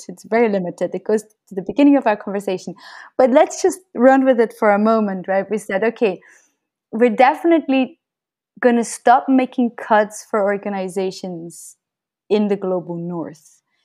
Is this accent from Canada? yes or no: no; Switzerland; moved away as an adult; now in Brazil; I grew up in Switzerland